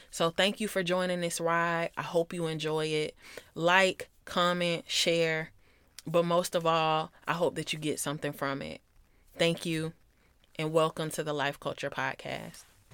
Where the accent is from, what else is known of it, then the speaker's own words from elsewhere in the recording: Atlanta, Georgia, United States; I grew up in South Metro Atlanta. And if you know the area, then I'm from Clayco